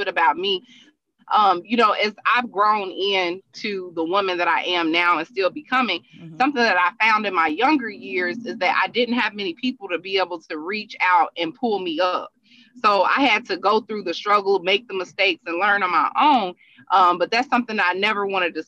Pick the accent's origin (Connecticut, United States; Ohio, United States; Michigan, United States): Ohio, United States; Cincinnati; now in Tampa, United States; I am originally from Cincinnati, Ohio. Uh-huh. I'm just a hometown girl that had big dreams